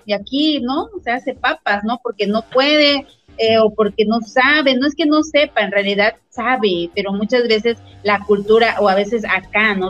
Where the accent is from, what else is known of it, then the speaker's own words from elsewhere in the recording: Mexico; como mexicanos